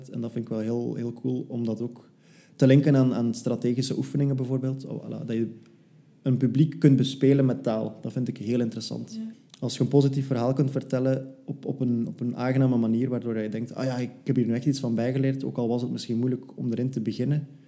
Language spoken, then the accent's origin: Dutch; Flanders, Belgium; now in Brussels, Belgium; Ik ben afkomstig uit West-Vlaanderen, maar ik probeer dat zo goed mogelijk te verbergen. Ik heb eh, in Leuven gestudeerd en nu woon ik ondertussen ook al bijna twee jaar in Brussel.